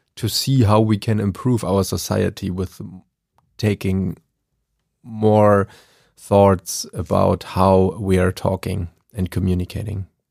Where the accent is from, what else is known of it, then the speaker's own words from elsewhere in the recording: Germany; English is a second language; I am from Germany